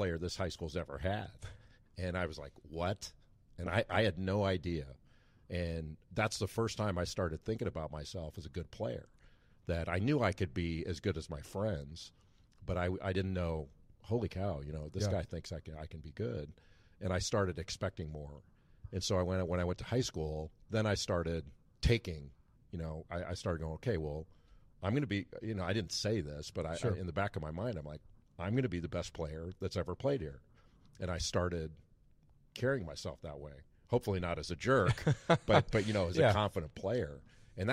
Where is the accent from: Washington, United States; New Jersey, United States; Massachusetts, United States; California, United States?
California, United States; Rolling Hills; moved away as an adult; now in North Carolina, United States; I grew up in an area called Rolling Hills, which is on the Palos Verdes Peninsula